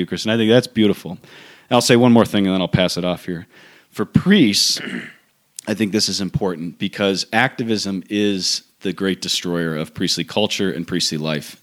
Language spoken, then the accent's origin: English; United States; as American priests